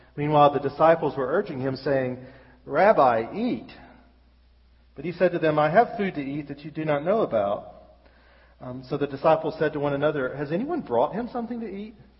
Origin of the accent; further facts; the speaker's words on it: Birmingham, Alabama, United States; moved away as an adult; now in Wexford, Ireland; we're from Birmingham, and we've lived our whole life here. And until we moved to Ireland, we we ain't never been nowhere.